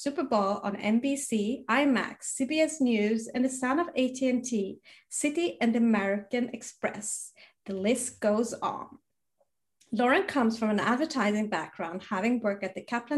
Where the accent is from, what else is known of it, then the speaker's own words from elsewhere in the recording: Sweden; growing up in Sweden